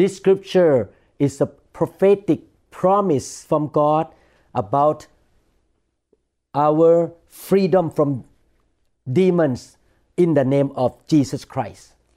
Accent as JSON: {"language": "English", "country": "Thailand", "tie": "born or raised there", "said": "when I was growing up in Thailand"}